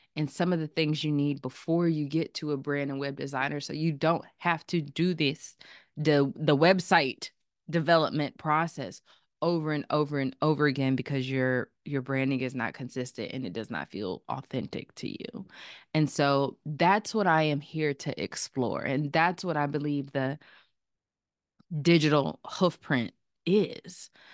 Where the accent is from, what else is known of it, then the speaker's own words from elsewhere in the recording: Chapel Hill, North Carolina, United States; I am a North Carolina native. I'm from Chapel Hill, North Carolina